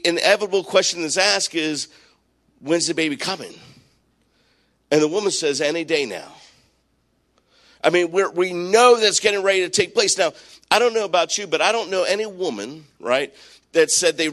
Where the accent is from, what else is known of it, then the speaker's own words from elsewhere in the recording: Maryland, United States; I grew up in Maryland